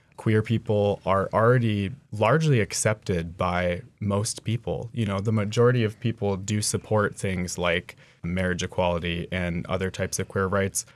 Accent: Two Rivers, Alaska, United States; I grew up in Two Rivers, Alaska, you know, out in the woods, dog mushing

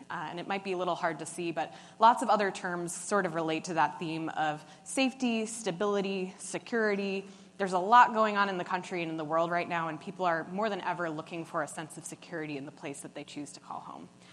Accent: New York City, New York, United States; I'm from New York City.

